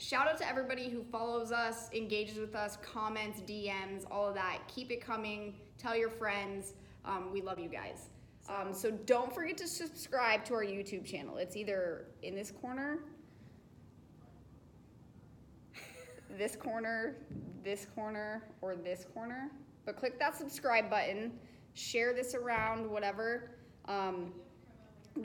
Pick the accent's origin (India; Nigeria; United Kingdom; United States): United States; Colorado; now in Southern California, United States; I'm from Colorado, and it's sunny there like 300 days of the year.